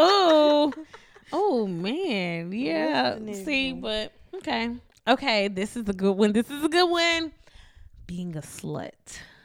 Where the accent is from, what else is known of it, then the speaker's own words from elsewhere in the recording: Mississippi, United States; now in Houston, United States; But also, I'm from Mississippi